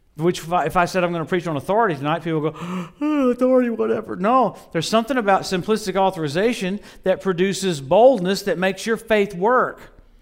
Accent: Louisiana, United States; I grew up in Louisiana

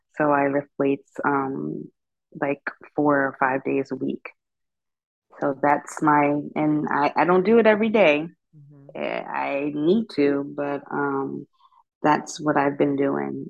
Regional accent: Pittsburgh, Pennsylvania, United States; moved away as an adult; now in Northern Virginia, United States; I'm from Pittsburgh

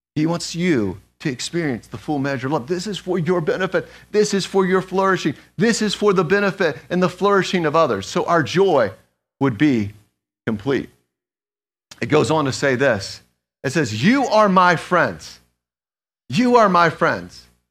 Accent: Atlanta, Georgia, United States; moved away; also born or lived in Schroon Lake, New York; I'm originally from Atlanta

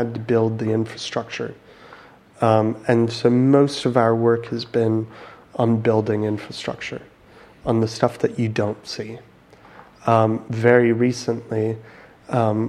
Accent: United States; moved away; I'm American.

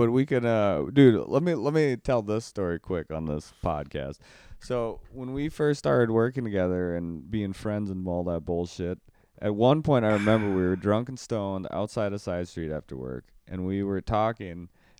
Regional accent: North Carolina, United States; I'm from North Carolina.

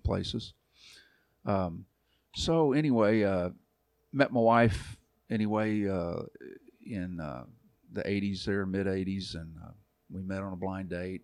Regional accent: Arlington, Texas, United States; moved away as an adult; also born or lived in Dallas, Texas; now in Kentucky, United States; I'm from Arlington

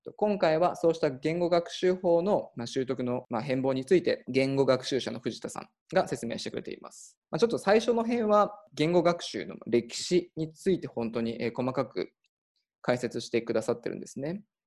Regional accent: Nagano, Japan; 出身が長野県で、まあ、長野オリンピックあのやった近くで、まあ、育ったんで

